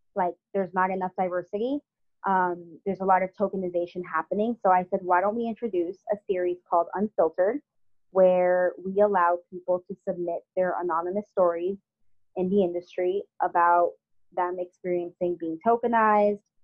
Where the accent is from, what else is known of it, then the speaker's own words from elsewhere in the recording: South Florida, United States; moved away as an adult; also born or lived in Paterson, New Jersey; now in New York City, United States; when I grew up in South Florida